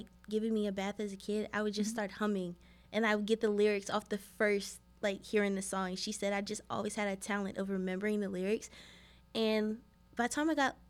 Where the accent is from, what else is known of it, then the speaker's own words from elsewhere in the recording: St. Louis, Missouri, United States; I'm from St. Louis